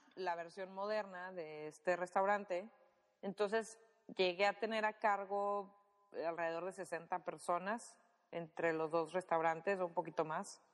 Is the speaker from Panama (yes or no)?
no; Monterrey, Nuevo León, Mexico; yo soy de Monterrey